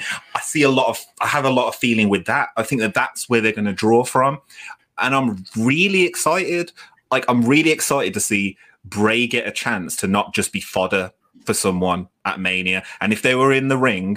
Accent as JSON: {"language": "English", "country": "United Kingdom", "said": "We're British"}